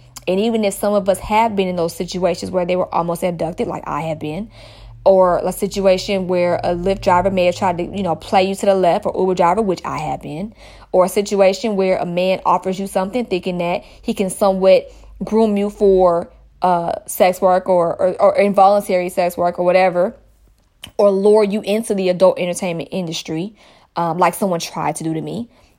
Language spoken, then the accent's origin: English; Stone Mountain, Georgia, United States; I am from Stone Mountain. For those that don't know, that's in the Atlanta area.